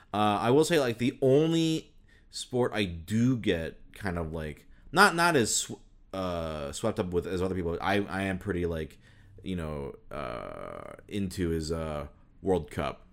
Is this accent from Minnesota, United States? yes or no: yes; Minnesota, United States; moved away; also born or lived in Michigan; I was born in Minnesota, so, like, the Vikings were, like, a huge thing in my school